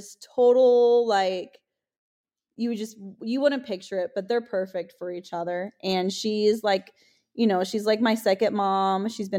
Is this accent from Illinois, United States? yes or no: yes; Maywood, Illinois, United States; because I grew up in Maywood, Illinois, which was like the ghetto.